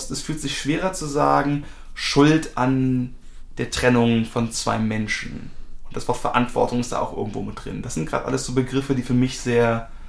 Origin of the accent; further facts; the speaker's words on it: Germany; Deutschland ist schuld, ich bin Deutscher, ich bin in dritter Generation, wie auch immer.